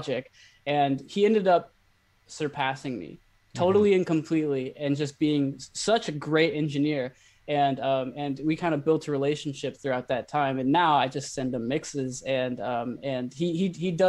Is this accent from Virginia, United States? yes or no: no; Ukiah, California, United States; moved away as an adult; now in Los Angeles, United States; I started teaching music back in my hometown about 5 years ago